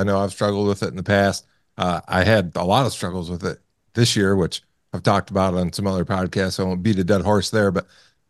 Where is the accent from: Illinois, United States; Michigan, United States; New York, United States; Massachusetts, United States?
Michigan, United States; growing up in Michigan